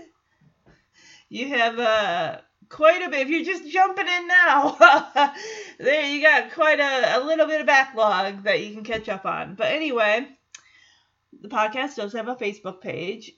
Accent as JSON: {"language": "English", "region": "Michigan", "country": "United States", "moved": "as an adult", "lives_now": "Texas, United States", "said": "I'm still from Michigan, even though I live in Texas now. Now it's been 2 years"}